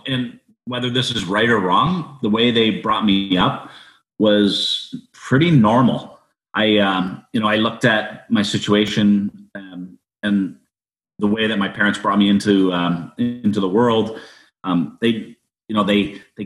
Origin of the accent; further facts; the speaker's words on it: Niagara Falls, Ontario, Canada; I was born in Niagara Falls General Hospital